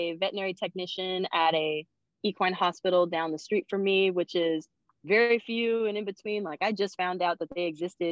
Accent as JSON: {"language": "English", "area": "Stanislaus County", "region": "California", "country": "United States", "said": "I'm from Stanislaus County, California"}